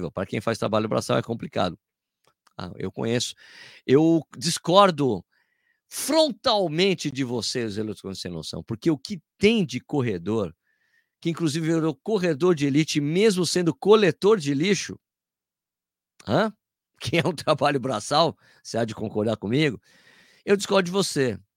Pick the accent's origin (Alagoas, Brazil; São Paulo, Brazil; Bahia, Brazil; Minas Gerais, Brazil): Bahia, Brazil; Jacobina; na minha cidade natal, Jacobina, Bahia.